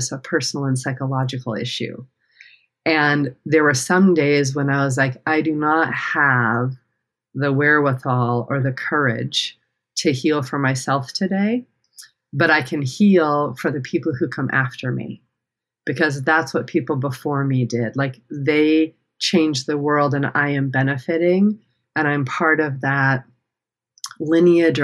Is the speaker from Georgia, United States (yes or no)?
no; the Rockies in Colorado, United States; I grew up in the Rockies in Colorado in a very small town